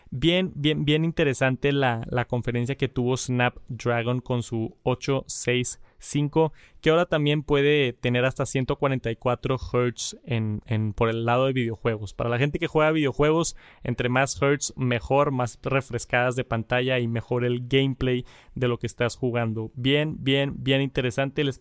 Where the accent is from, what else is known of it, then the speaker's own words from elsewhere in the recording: Yucatán, Mexico; soy de María Yucatán. Actualmente estoy estudiando en la universidad.